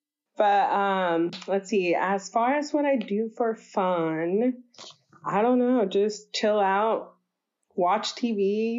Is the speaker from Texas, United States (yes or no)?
no; Pleasanton, California, United States; also born or lived in Livermore, California; now in Oakland, United States; So I was born here in California in this little town called Pleasanton. Mm-hmm. It's like 90% white people. Mm-hmm. So that's fun. I moved out of my parents' house to Livermore for a year.